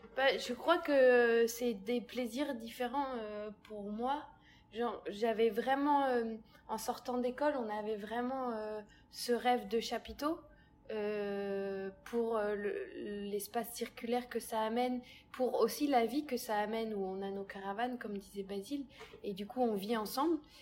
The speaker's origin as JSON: {"language": "French", "town": "Massy", "region": "Île-de-France", "country": "France", "tie": "born or raised there", "said": "j'ai grandi à Massy"}